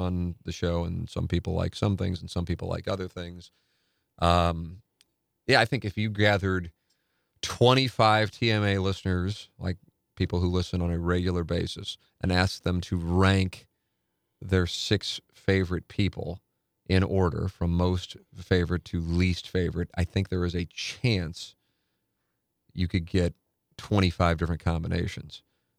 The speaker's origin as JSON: {"language": "English", "town": "St. Louis", "region": "Missouri", "country": "United States", "tie": "born or raised there", "lives_now": "St. Louis, United States", "said": "I grew up in West County and moved back to St. Louis in 2015 after graduating from a large school in the South."}